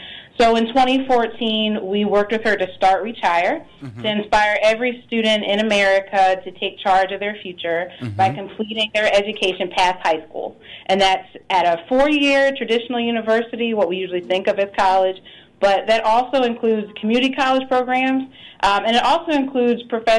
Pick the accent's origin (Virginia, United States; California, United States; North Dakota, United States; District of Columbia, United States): District of Columbia, United States; Washington; I'm from Washington, D.C.